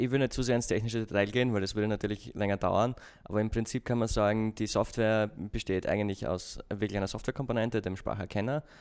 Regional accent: Austria; accent: Austrian; muss aufpassen auf meinen Akzent, ich bin ein Österreicher, falls

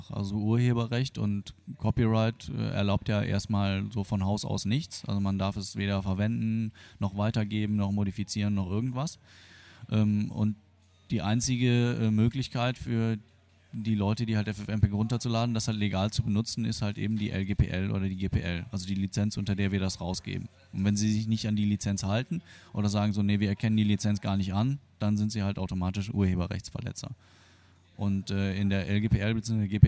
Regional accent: Germany; born or raised there; also born or lived in Argentina

